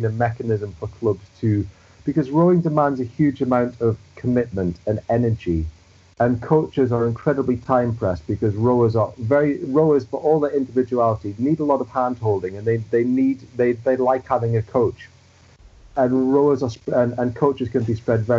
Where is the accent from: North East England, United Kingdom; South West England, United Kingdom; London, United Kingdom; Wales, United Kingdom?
North East England, United Kingdom; the Northeast; moved away as an adult; now in Manchester, United Kingdom; Growing up in the Northeast, where football is king